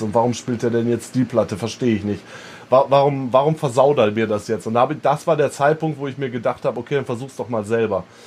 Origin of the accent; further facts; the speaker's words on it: East Frisia, Lower Saxony, Germany; moved away as an adult; now in Berlin, Germany; bei uns in Ostfriesland